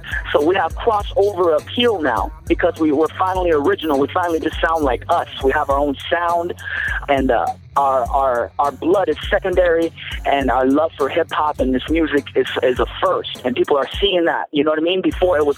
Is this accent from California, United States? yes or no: yes; Los Angeles, California, United States; I'm born and raised in Los Angeles